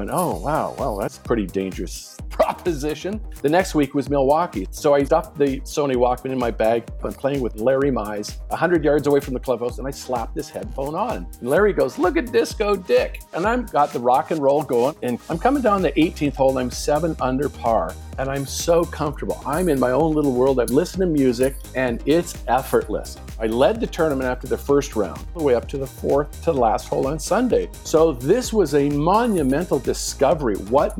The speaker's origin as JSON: {"language": "English", "town": "Vancouver", "region": "British Columbia", "country": "Canada", "tie": "born or raised there", "said": "I grew up in Vancouver, lived across the street from the Marine Drive Golf Club"}